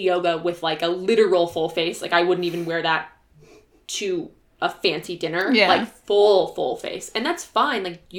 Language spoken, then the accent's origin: English; Iowa, United States; moved away as an adult; also born or lived in Utah; I grew up in Iowa